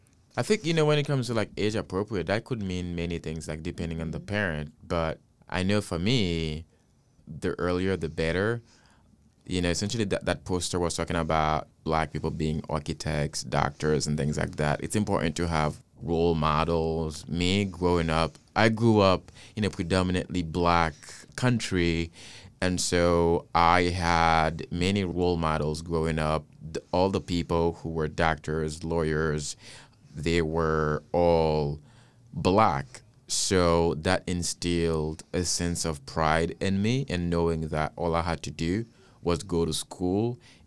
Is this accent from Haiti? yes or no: yes; Haiti; You know, I came from Haiti is the first black-led country.